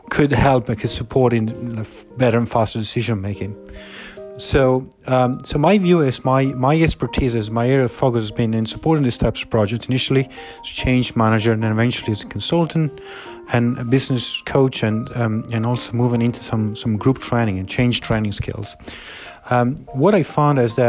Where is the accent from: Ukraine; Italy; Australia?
Italy; Southern Italy; moved away; as a young person, I came from Italy, from the southern part of Italy